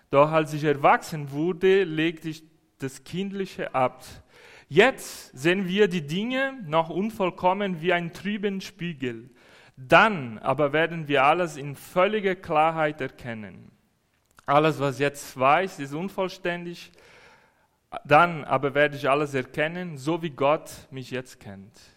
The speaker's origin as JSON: {"language": "German", "country": "Brazil", "said": "Als Brasilianer finde ich das schön, alles weiß draußen zu sehen. Das haben wir nicht in Brasilien."}